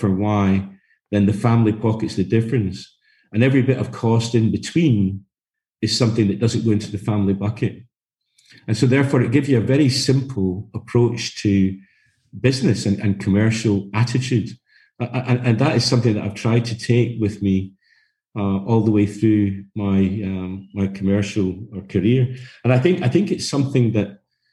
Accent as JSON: {"language": "English", "town": "Glasgow", "region": "Scotland", "country": "United Kingdom", "tie": "born or raised there", "said": "I come from Scotland. My background is Glasgow, and actually brought up working in a family business"}